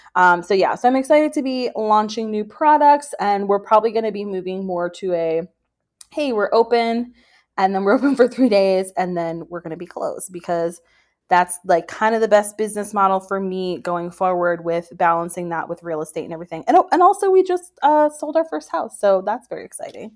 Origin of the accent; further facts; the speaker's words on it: Orlando, Florida, United States; I grew up in Orlando